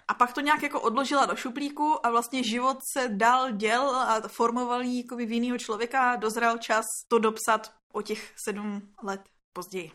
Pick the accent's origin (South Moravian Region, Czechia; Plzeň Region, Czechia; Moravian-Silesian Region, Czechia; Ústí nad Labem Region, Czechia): Ústí nad Labem Region, Czechia; Litvínov; Tady, tady u nás v Litvínově